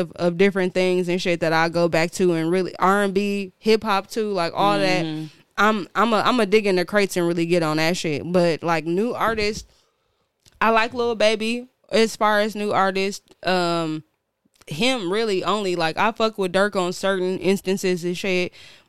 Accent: Milwaukee, Wisconsin, United States; also born or lived in Bermuda; I'm from Milwaukee.

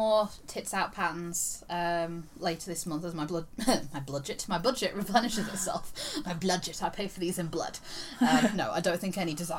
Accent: Yorkshire and the Humber, United Kingdom; I'm from Yorkshire.

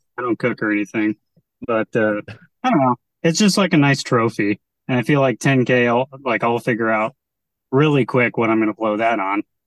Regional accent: San Diego, California, United States; now in Port Townsend, United States; originally I'm from San Diego.

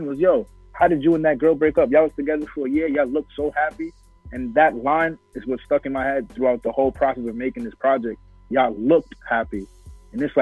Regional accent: New York, United States; went to my home state

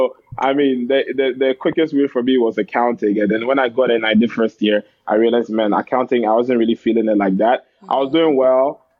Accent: Ghana; moved away as an adult; now in Canada; But I went to Carleton. I'm from Ghana. As I said … Did high school in Ghana.

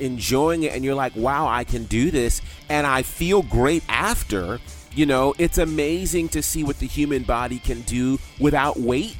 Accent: Northeast, United States; growing up in the Northeast

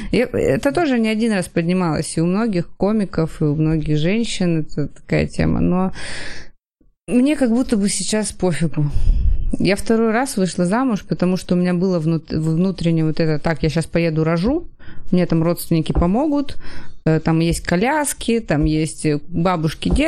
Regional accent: Kamchatka Krai, Russia; И да, я с Камчатки такой... до Анкориджа

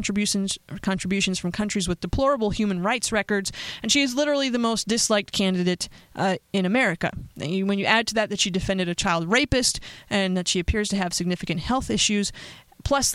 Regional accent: Pennsylvania, United States; my home state

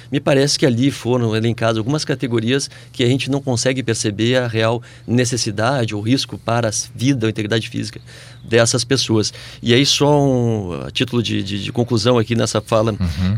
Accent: Brazil; nós, como brasileiros

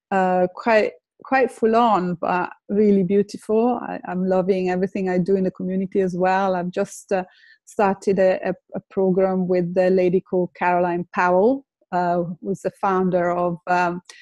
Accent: Lake Como, Lombardy, Italy; English is a second language; moved away as an adult; now in London, United Kingdom; I have I'm Italian. I come from Lake Como, but I've been in, in, in London for uh, 30 years. I came to learn English and then I stayed

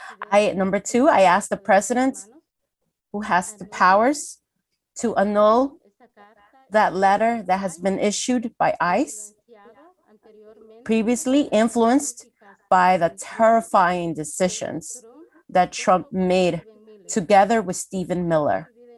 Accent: Guatemala; moved away as an adult; now in United States; I am from Guatemala. I am an indigenous woman. I came here to the United States around 2014, August 14th.

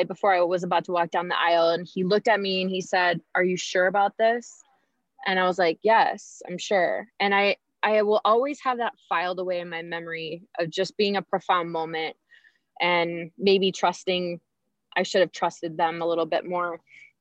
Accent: Vancouver, Washington, United States; the hospital that I was born at in Vancouver, Washington

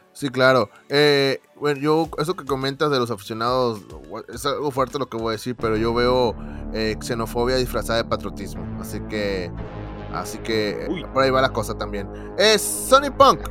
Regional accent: Monterrey, Nuevo León, Mexico; nosotros somos regios

